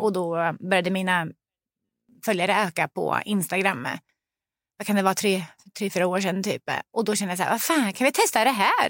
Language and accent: Swedish; Sweden; also born or lived in Lebanon; vi kom som flyktingar från Libanon när jag var tre år gammal